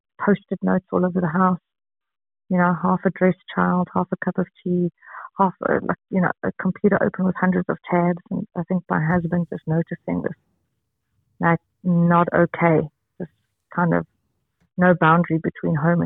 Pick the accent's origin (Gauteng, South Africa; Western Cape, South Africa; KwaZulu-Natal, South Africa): Gauteng, South Africa; Johannesburg; I'm from Johannesburg, South Africa